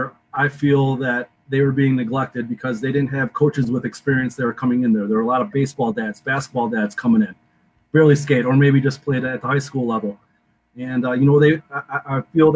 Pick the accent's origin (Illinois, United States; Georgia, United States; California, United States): Illinois, United States; Chicago; growing up in the Chicagoland area in the late 80s, early 90s